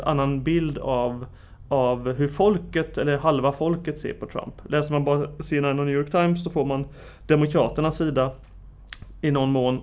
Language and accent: Swedish; Sweden; som svensk analytiker